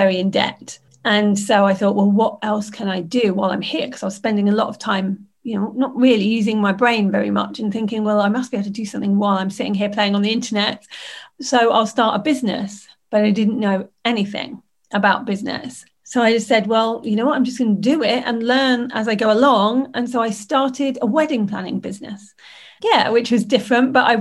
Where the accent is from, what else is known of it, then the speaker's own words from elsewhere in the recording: Lincolnshire, East Midlands, United Kingdom; I grew up in Lincolnshire in the United Kingdom